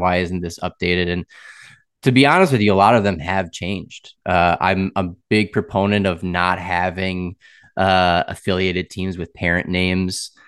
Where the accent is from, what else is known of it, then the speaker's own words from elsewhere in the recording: Wisconsin, United States; moved away as an adult; also born or lived in Boston / Raleigh; now in Tampa, United States; born in Boston, grew up in Wisconsin